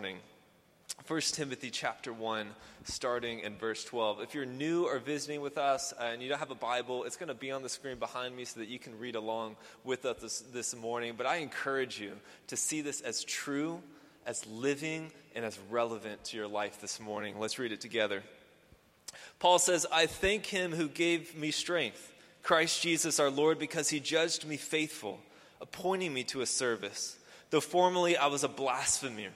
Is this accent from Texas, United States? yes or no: yes; Houston, Texas, United States; I grew up here in Houston